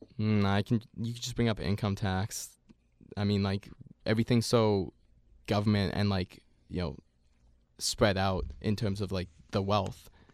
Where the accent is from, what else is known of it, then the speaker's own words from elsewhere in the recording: Canada; here in Canada